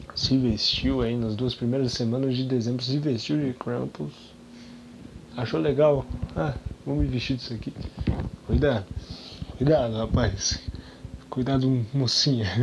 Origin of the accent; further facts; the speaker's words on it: Brazil; a gente é brasileiro